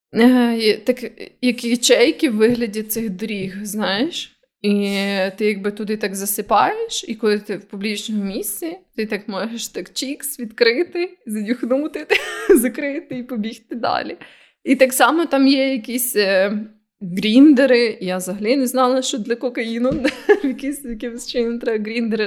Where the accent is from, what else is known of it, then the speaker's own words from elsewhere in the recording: Ukraine; в нас кокаїн не настільки популярний, як, наприклад, в Америці